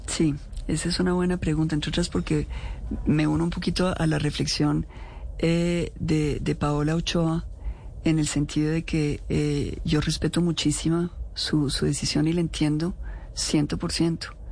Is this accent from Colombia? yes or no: yes; Colombia; como colombiana